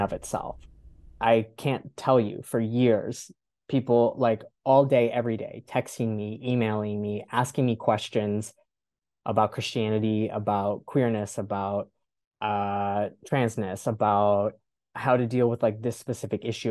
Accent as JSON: {"language": "English", "region": "North Florida", "country": "United States", "tie": "born or raised there", "moved": "yes", "said": "I was born and raised in North Florida."}